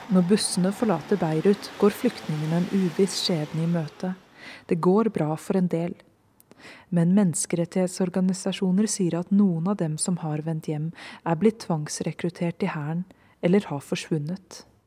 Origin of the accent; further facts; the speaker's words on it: Fredrikstad, Østfold, Norway; moved away as an adult; now in Nairobi, Kenya; I hjembyen min Fredrikstad